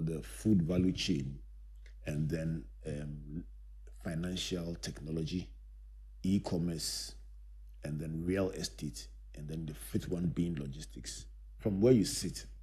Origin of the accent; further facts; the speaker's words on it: Takoradi, Western Region, Ghana; My growing up in Takoradi, the harbor was very close